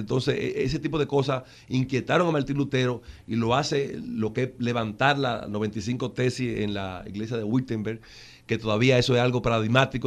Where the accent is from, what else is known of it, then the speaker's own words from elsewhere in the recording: Monte Plata, Dominican Republic; yo me crié que eh, en Monteplata, en un paraje de Monteplata